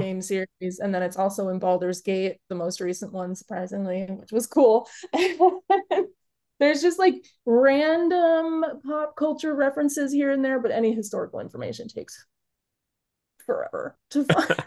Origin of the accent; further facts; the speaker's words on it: Chicago, Illinois, United States; now in Upper Michigan, United States; I'm originally from Chicago